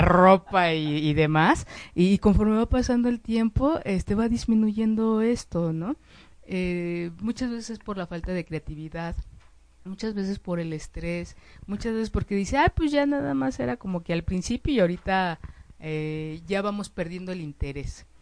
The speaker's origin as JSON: {"language": "Spanish", "country": "Mexico", "said": "como mexicanos, como mexicanas"}